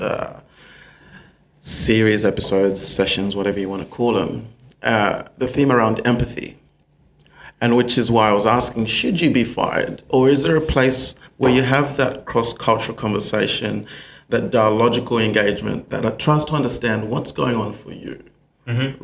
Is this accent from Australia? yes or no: yes; Sydney, New South Wales, Australia; now in Perth, Australia; So I grew up in Sydney, in the eastern states